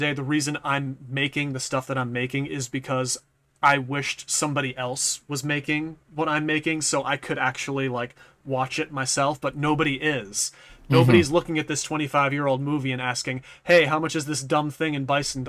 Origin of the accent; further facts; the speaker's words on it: New England, United States; accent: Boston; I kind of have, like, a slight Boston-ish kind of accent, because I'm from New England